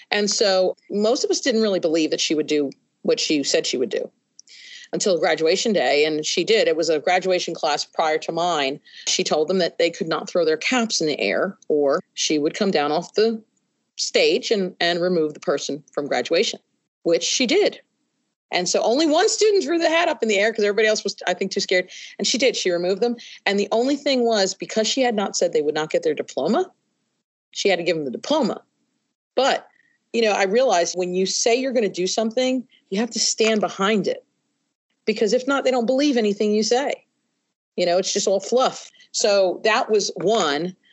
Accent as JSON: {"language": "English", "region": "New York", "country": "United States", "lives_now": "Kentucky, United States", "said": "I first came to Kentucky, from I came from New York into West Virginia and Kentucky."}